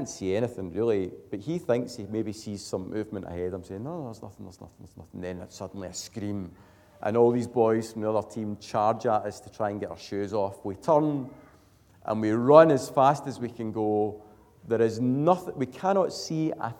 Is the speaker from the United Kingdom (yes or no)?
yes; Glasgow, Scotland, United Kingdom; now in Airdrie, United Kingdom; I'm from Glasgow, so I'd never really seen a dark sky